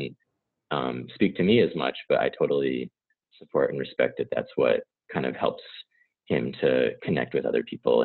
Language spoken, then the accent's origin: English; New York, United States; I'm from New York, and the community I grew up in was my parents are a little hippie leaning